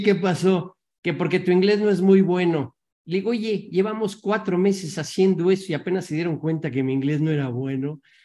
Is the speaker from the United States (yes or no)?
no; Mexico; como mexicano, como latino